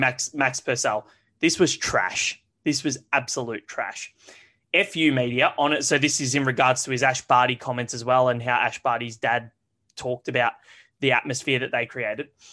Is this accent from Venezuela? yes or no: no; Australia; As an Australian